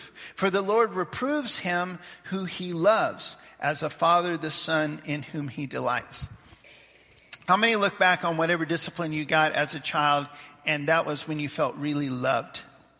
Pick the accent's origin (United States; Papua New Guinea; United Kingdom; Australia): Papua New Guinea; We'd get together when I was growing up in Papua New Guinea.